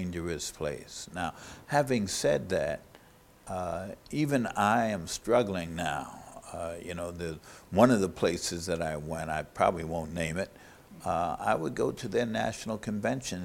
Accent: New York City, New York, United States; I grew up in New York City

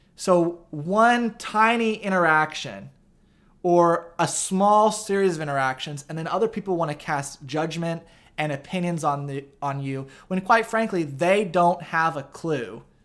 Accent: Effingham, Illinois, United States; also born or lived in St. Louis, Missouri; live part time in St. Louis and part time in Effingham, Illinois, where I'm from.

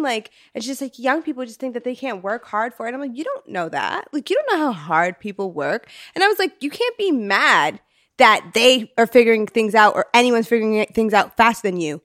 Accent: New York, United States; now in Los Angeles, United States; I'm from New York

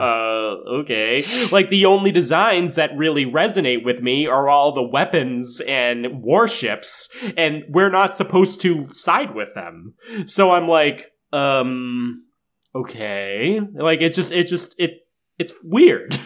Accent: Massachusetts, United States; we grew up in Massachusetts

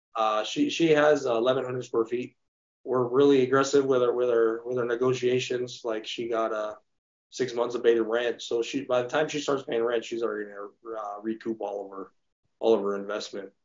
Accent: Redlands, California, United States; my hometown of Redlands

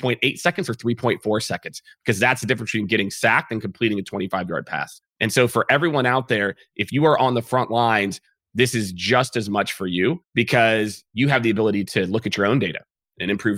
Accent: Kansas City, United States; now in Texas, United States; I'm from Kansas City

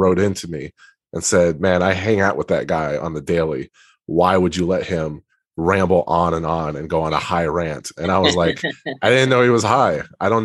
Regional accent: Texas, United States; I'm from Texas

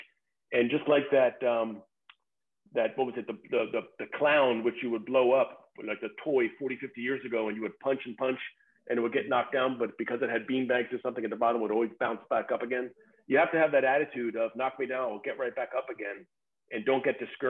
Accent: United States; me being an American with the ugly American type of attitude

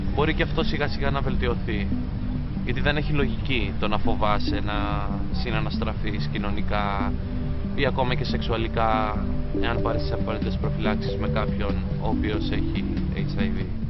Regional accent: Agia Efthymia, Central Greece, Greece; now in United States; το χωριό μου, η Αγία Ευθυμία

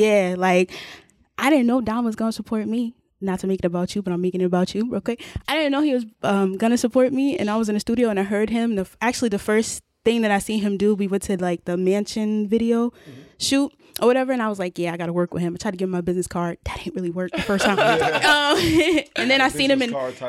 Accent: Springfield, Massachusetts, United States; so I'm from Springfield, Massachusetts.

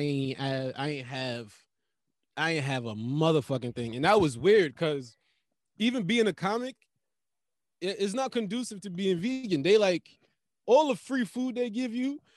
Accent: Jamaica; I'm Jamaican

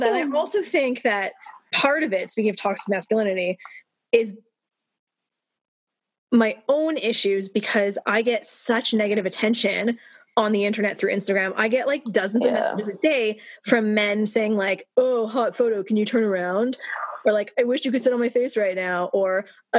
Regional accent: Canada; I grew up in Canada in a liberal country

